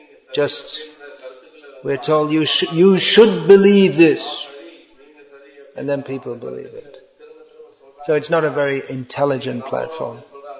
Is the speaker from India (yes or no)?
yes; India; born there; India is the greatest country in the world. Why? Well, I was born in India.